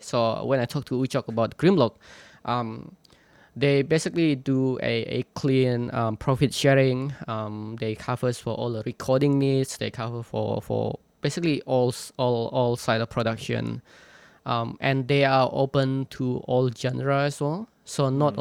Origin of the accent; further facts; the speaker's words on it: Indonesia; moved away as an adult; I was born in in Borneo in the jungle of Borneo. I grew up there, and I spent much of my childhood, like 18, the first 18, 19 years of my life there